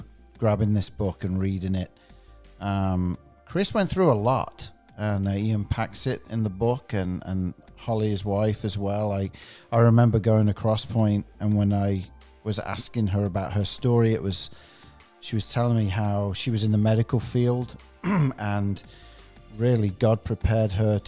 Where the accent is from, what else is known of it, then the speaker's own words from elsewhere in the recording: England, United Kingdom; moved away as an adult; now in Nashville, United States; the type of music I grew up with in England